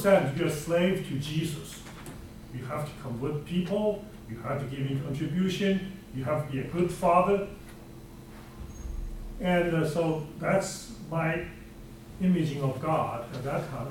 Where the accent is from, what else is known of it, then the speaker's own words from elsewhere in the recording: China; moved away as an adult; now in United States; I grew up in China